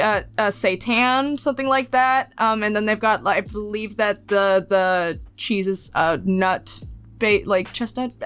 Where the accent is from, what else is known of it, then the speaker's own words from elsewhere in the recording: Wisconsin, United States; nobody talks about Wisconsin because we don't do anything